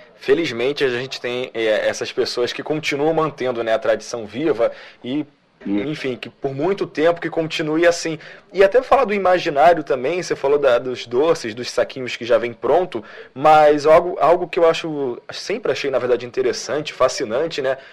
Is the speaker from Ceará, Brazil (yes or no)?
no; Nilópolis, Rio de Janeiro, Brazil; eu sou de Nilópolis, então município ali vizinho na Baixada